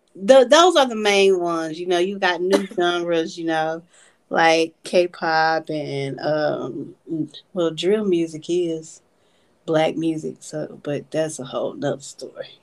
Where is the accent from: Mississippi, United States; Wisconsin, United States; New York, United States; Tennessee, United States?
Tennessee, United States; Memphis; us being from Memphis